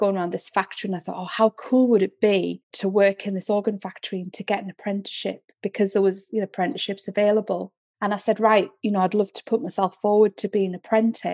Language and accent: English; the North East, North East England, United Kingdom; moved away as an adult; also born or lived in London; I'm from the Northeast